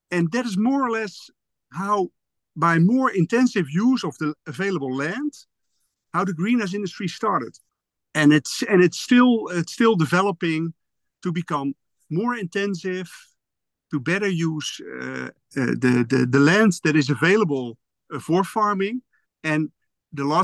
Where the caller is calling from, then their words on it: Westland, South Holland, Netherlands; I'm I'm calling from the the, the Westland area the Westland area is the uh, yeah the, the, the home base for uh, for Ridder